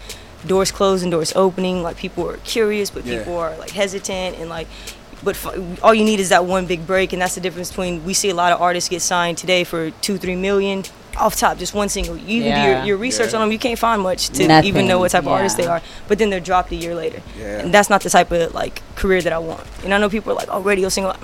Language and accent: English; the South, United States; I'm from the South